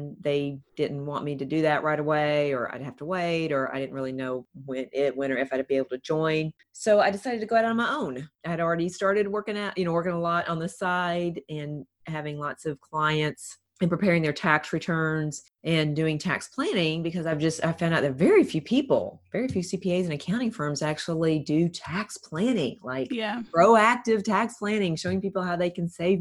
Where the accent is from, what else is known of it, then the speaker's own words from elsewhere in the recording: right outside Nashville, Tennessee, United States; now in Fort Myers, United States; I grew up right outside Nashville, Tennessee